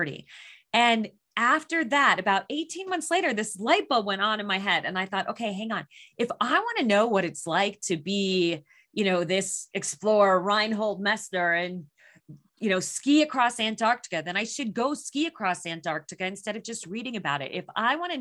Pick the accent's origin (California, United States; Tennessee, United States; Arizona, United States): Arizona, United States; Phoenix; I was born and raised in Phoenix, Arizona.